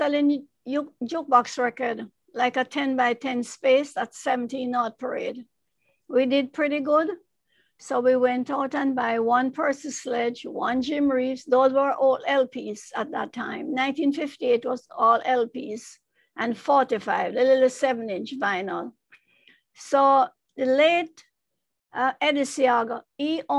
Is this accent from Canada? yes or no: no; Kingston, Jamaica; moved away as an adult; I grew up in Jamaica. You know, my father is East Indian. My mother is Chinese